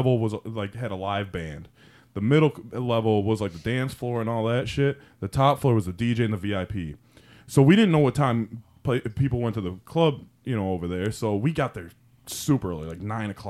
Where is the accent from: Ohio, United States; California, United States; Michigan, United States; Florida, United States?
Michigan, United States; Detroit